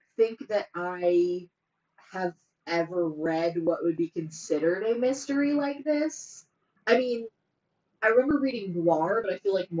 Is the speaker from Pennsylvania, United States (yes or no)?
yes; Pennsylvania, United States; we are white people from Pennsylvania